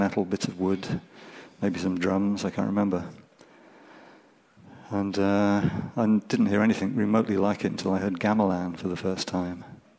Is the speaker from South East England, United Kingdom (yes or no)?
no; Birmingham, West Midlands, United Kingdom; now in Cornwall, United Kingdom; how great it was growing up in Birmingham, this rich cultural mix of music all around, all the time. And it wasn't like that when I was growing up in Hodge Hill.